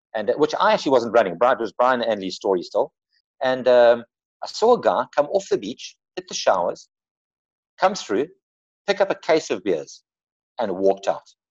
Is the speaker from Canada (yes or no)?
no; Durban, KwaZulu-Natal, South Africa; moved away as an adult; also born or lived in Cape Town; I was, I was brought up in Durban.